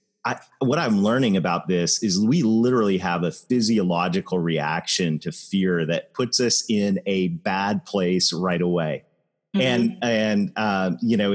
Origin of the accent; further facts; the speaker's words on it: Canada; I am Canadian